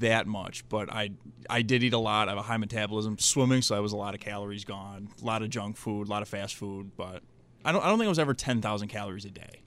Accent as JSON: {"language": "English", "town": "Cheektowaga", "region": "New York", "country": "United States", "tie": "born or raised there", "said": "born and raised in Buffalo, Cheektowaga"}